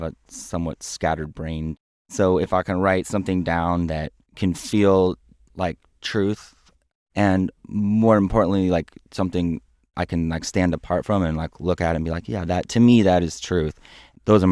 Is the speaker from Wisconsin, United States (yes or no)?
no; Omaha, Nebraska, United States; I'm from Nebraska. I'm from Omaha.